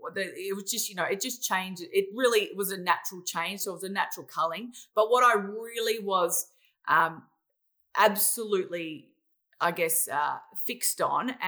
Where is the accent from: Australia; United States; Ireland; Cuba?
Australia; I'm really an Australian, as you could probably hear by my voice